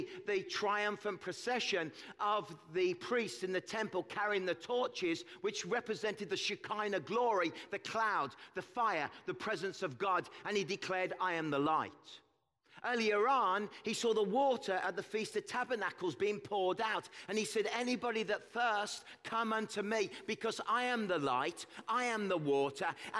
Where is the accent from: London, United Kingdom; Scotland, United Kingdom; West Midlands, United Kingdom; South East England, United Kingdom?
West Midlands, United Kingdom; Birmingham; moved away as an adult; now in Kelowna, Canada; We moved from England. We come from the Midlands, from Birmingham. If you watch that terrible show, Peaky Blinders, that's where I'm from